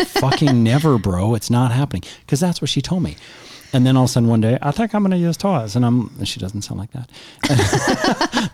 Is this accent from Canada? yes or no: yes; Canada; we're Canadian